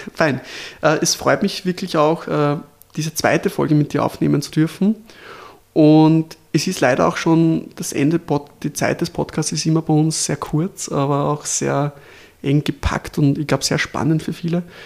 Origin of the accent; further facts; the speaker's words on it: Lower Austria, Austria; als Niederösterreicher